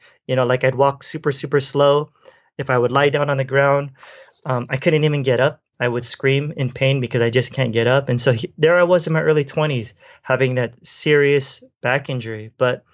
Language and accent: English; Philippines; And I'm Filipino, and so Filipino food is very oily